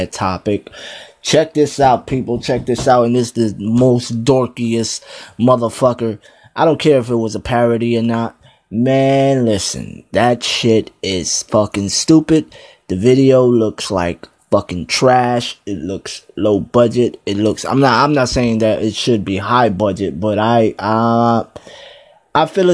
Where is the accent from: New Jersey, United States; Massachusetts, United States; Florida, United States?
New Jersey, United States; I'm from Jersey